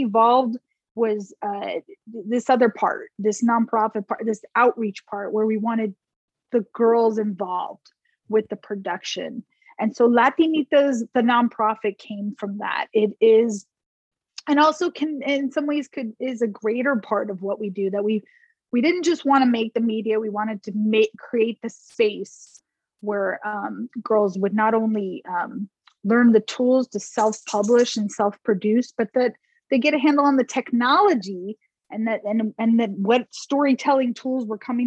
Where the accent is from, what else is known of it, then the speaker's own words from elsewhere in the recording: New Jersey, United States; moved away as an adult; also born or lived in New York; now in Texas, United States; I grew up in New Jersey